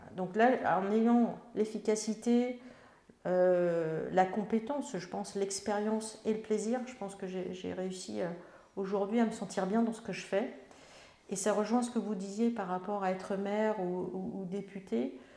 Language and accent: French; Melun, Île-de-France, France; je suis née à Melun, il y a un temps certain